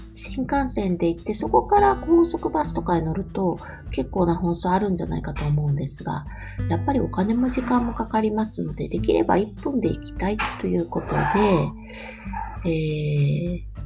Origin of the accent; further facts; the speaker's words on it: Chūgoku region, Japan; now in Kyoto, Japan; 私はあの中国地方出身なの